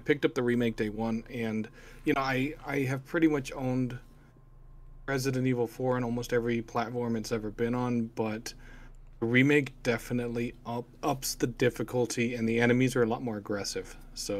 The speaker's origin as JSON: {"language": "English", "region": "Texas", "country": "United States", "tie": "born or raised there", "moved": "yes", "lives_now": "Wisconsin, United States", "said": "I grew up in Texas, but I live in Wisconsin right now."}